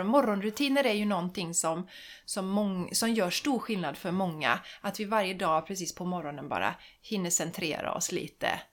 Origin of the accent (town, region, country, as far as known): Sweden